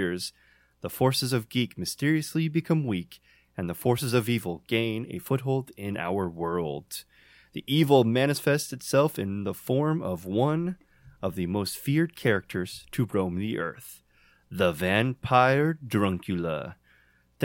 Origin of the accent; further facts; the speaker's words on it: Indiana, United States; we are four guys from Indiana